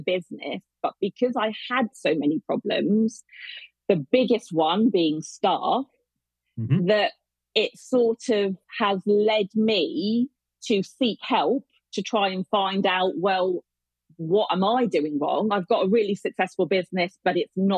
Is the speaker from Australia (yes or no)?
no; Hampshire, South East England, United Kingdom; I live in Hampshire.